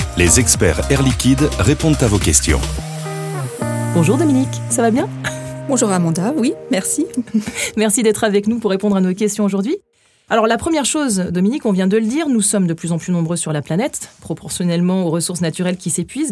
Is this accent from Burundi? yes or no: no; France; nous sommes français